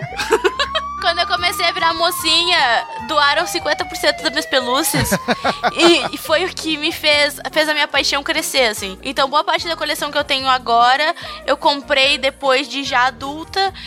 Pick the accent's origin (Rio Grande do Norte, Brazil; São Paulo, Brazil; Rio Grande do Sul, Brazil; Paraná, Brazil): Rio Grande do Sul, Brazil; Dom Pedrito; eu nasci e me criei em Dom Pedrito, né? Que é uma cidadezinha que fica do lado de Bagé